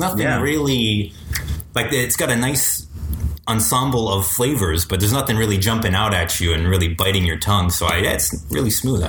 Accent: Timmins, Ontario, Canada; moved away as an adult; now in Nepean, Canada; I am from a little city known as Timmins, Ontario. It's about 8 hours northwest of here.

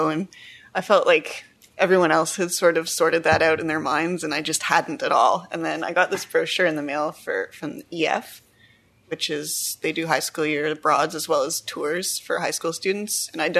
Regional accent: Ottawa, Ontario, Canada; also born or lived in France / Montreal / Quebec City; I grew up in Canada. I was born in Ottawa. Grew up in Canada. And then I went on a high school year abroad for a year in France. That was awesome. Mm-hmm. And then I came back and I decided I wanted to live in Montreal for a few years

